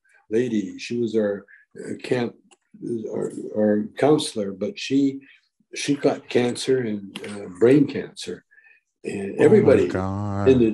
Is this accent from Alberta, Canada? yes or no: yes; Calgary, Alberta, Canada; moved away; also born or lived in Vancouver, Canada; I grew up in Calgary, Alberta, Canada.